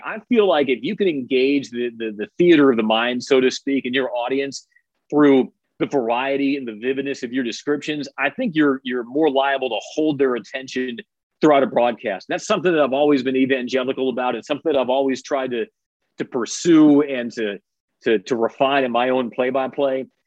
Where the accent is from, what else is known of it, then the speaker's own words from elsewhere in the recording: Chicago, Illinois, United States; moved away; I grew up in Chicago